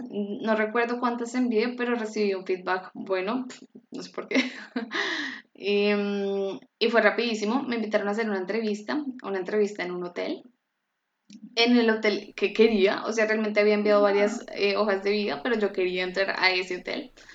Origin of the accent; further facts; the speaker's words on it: Colombia; moved away as an adult; now in Frankfurt, Germany; Yo soy de Colombia